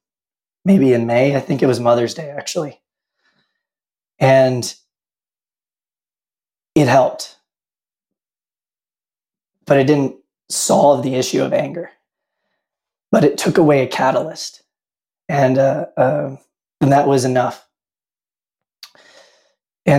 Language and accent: English; Tennessee, United States; moved away as an adult; now in Utah, United States; I grew up drinking moonshine in the Tennessee Hills, and I moved out to Utah sometime around 2005.